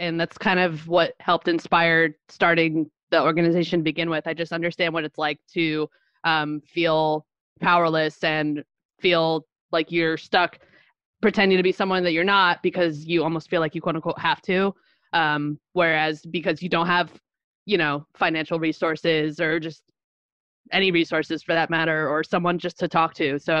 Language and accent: English; Little Falls, New Jersey, United States; born or raised there; now in Montclair, United States